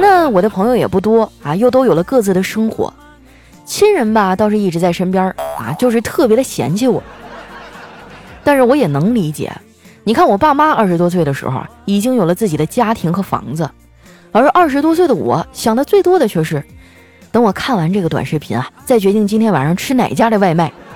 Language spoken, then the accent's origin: Chinese; Northeast China, China; 我是一东北姑娘，就我们东北人呢，最喜欢凑在一起啊喝酒撸串儿